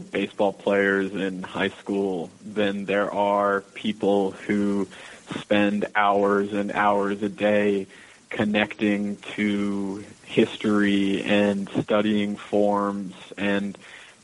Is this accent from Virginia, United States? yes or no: yes; Manassas, Virginia, United States; also born or lived in Michigan / New York City, United States; now in Texas, United States; I'm from Virginia. I'm from Manassas, Virginia